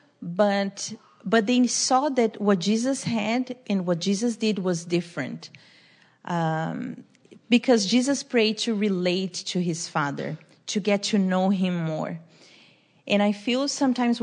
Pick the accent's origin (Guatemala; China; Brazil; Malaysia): Brazil; moved away; I'm from Brazil.